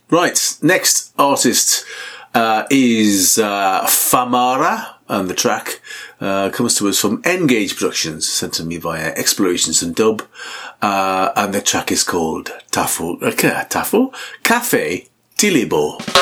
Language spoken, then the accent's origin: English; Newcastle upon Tyne, North East England, United Kingdom; all the way from Newcastle, my hometown